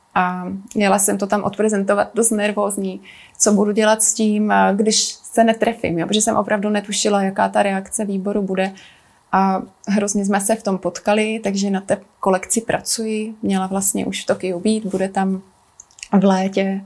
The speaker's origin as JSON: {"language": "Czech", "region": "South Moravian Region", "country": "Czechia", "tie": "born or raised there", "also_born_or_lived": "Italy / Japan", "moved": "yes", "lives_now": "Prague, Czechia", "said": "Narodila jsem se a vlastně strávila jsem dětství na Jižní Moravě"}